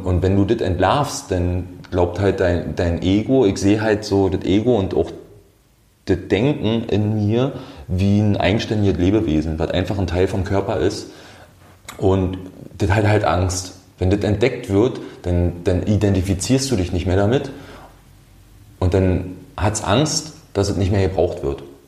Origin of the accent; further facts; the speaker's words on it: Brandenburg, Germany; also born or lived in Austria; now in Potsdam, Germany; ich komme aus einem kleinen Städtchen aus dem Land Brandenburg